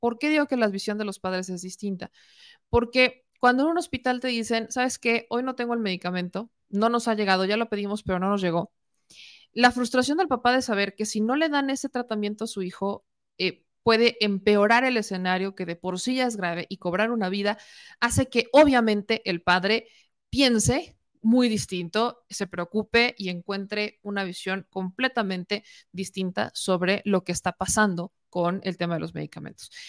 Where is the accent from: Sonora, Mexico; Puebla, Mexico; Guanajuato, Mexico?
Puebla, Mexico